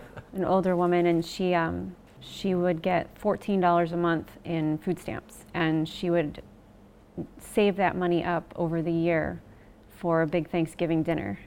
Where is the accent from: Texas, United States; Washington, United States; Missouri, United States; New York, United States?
New York, United States; Worth; now in Mannsville, United States; I grew up in Worth, New York, so right in the snow belts